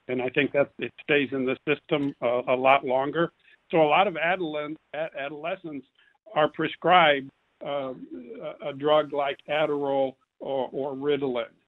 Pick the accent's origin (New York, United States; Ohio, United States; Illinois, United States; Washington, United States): Illinois, United States; now in Houston, United States; I'm originally from Illinois